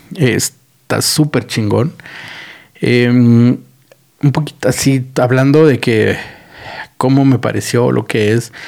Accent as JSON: {"language": "Spanish", "country": "Mexico", "said": "como mexicanos somos unos pendejos"}